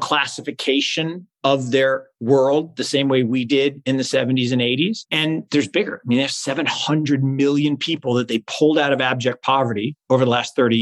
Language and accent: English; Seattle, Washington, United States; now in North Carolina, United States; I grew up in Seattle